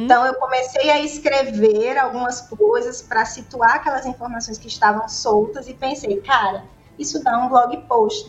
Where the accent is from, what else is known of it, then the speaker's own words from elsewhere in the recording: Caruaru, Pernambuco, Brazil; Eu nasci em Caruaru, né? Uma cidade famosa aí pelo artesanato